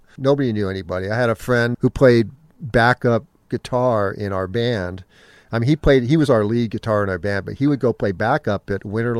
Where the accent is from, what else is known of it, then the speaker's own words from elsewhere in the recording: Menlo Park, California, United States; I grew up in Menlo Park. I got music lessons from Phil Lesh.